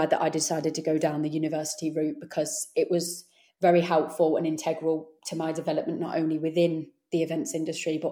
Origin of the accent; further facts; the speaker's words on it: Warwickshire, West Midlands, United Kingdom; moved away as an adult; also born or lived in Leeds; I am from the Warwickshire area, so it was about 2.5-3 hours to go home